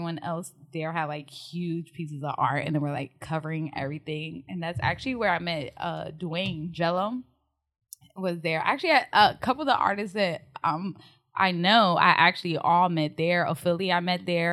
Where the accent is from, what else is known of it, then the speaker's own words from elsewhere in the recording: Newark, New Jersey, United States; accent: Jersey; moved away as an adult; now in Texas, United States; I'm from New Jersey, if you can't tell by my Jersey accent